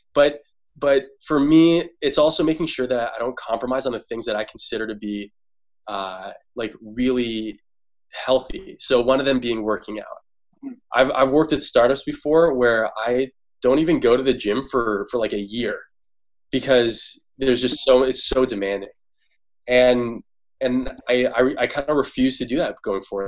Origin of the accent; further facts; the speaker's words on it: Toronto, Ontario, Canada; now in San Francisco, United States; I'm from Toronto